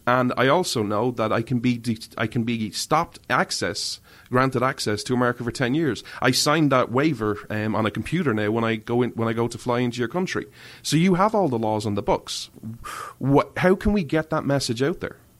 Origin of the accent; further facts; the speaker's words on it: Ireland; I'm an Irishman